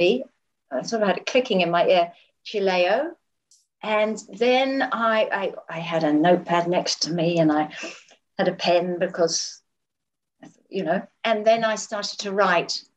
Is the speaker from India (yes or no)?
no; England, United Kingdom; I grew up in England, and my mother was just an amazing mother